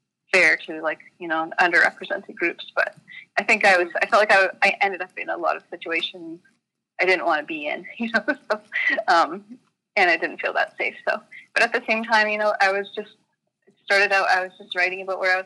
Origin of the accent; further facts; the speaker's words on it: Calgary, Alberta, Canada; moved away as an adult; also born or lived in Vancouver; I grew up in Calgary, which is a city.